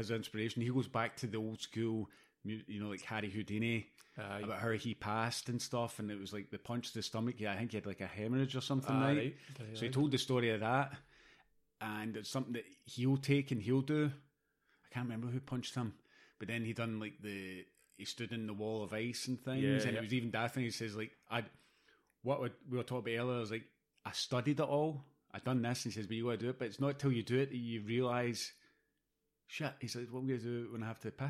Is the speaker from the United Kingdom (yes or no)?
yes; Scotland, United Kingdom; I'm a Scottish Greek in Claybank